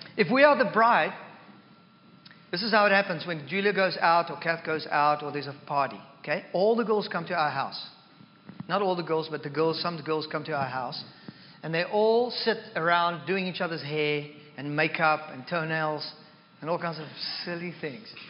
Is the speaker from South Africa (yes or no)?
yes; South Africa; now in Canada; I am more South African than I am Christian